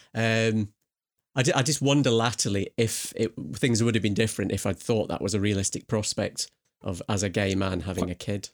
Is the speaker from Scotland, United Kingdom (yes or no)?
yes; Scotland, United Kingdom; I am Scottish